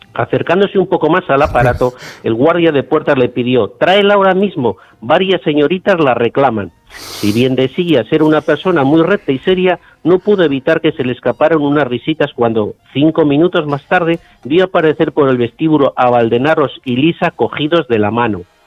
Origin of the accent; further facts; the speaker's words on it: Logroño, La Rioja, Spain; vine destinado a, a, mi, a mi tierra, a, Logroño